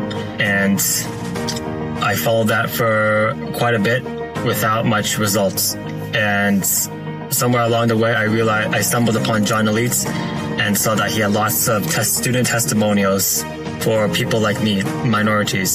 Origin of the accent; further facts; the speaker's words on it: Toronto, Ontario, Canada; I'm from Toronto